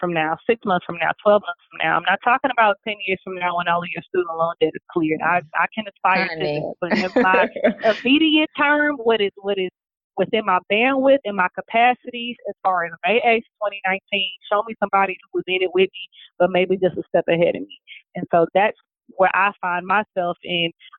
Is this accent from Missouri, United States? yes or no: yes; St. Louis, Missouri, United States; They were all in my hometown